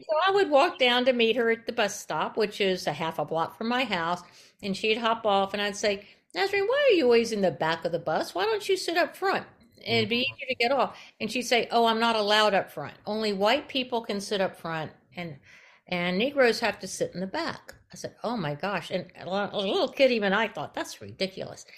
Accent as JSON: {"language": "English", "town": "Tampa", "region": "Florida", "country": "United States", "tie": "born or raised there", "moved": "yes", "lives_now": "Berkeley, United States", "said": "I grew up in Tampa, Florida"}